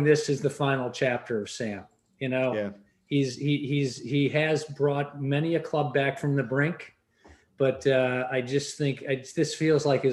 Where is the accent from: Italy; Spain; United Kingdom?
United Kingdom; England; moved away; When I grew up in England